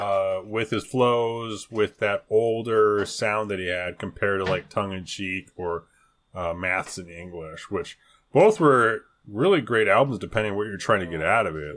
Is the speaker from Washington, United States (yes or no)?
no; California, United States; accent: Californian; I never knew there was a Californian accent